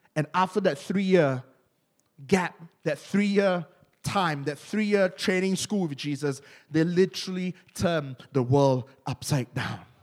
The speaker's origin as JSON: {"language": "English", "country": "Malaysia", "accent": "Malaysian", "said": "Malaysians, we, we always like to hide our accent. Among Malaysians, our accent is thick"}